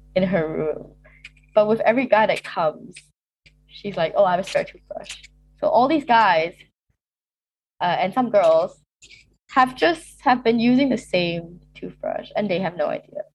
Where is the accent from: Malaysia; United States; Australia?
Malaysia; moved away as an adult; now in Cambridge, United Kingdom; I am originally from Malaysia